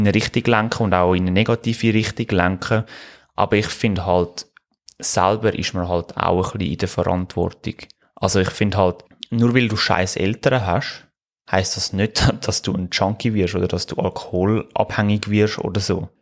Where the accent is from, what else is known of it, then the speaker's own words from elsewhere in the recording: Switzerland; bei uns in der Schweiz